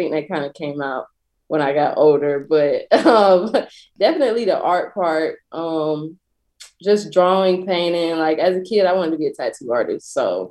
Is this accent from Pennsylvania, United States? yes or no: no; Atlanta, Georgia, United States; also born or lived in South Carolina; I am from Atlanta. I was not born here, but I am from here. I'm primarily from south side of Atlanta, so Fulton County, South Fulton County, for sure.